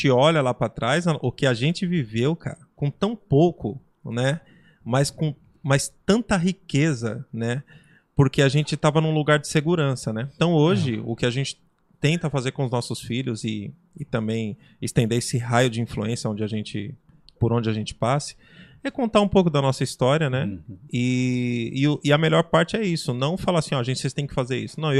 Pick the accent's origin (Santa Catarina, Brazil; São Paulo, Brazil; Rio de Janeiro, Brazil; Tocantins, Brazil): São Paulo, Brazil; A gente foi criado na Zona Leste de São Paulo.